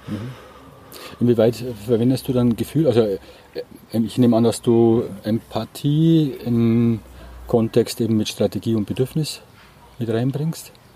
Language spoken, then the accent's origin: German; Bavaria, Germany; ich komme ja aus Bayern